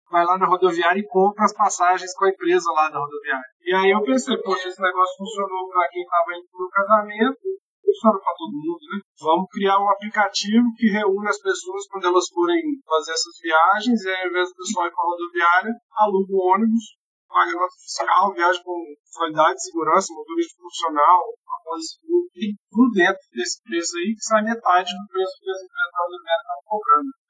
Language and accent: Portuguese; Belo Horizonte, Minas Gerais, Brazil; Eu sou de BH, assim como você